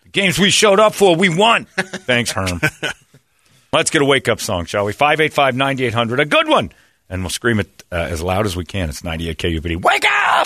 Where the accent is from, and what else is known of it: Philadelphia, Pennsylvania, United States; moved away